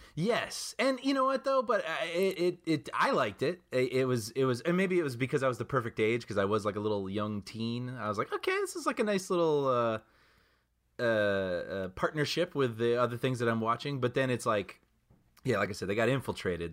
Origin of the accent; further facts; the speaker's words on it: Chicago, Illinois, United States; growing up in Chicago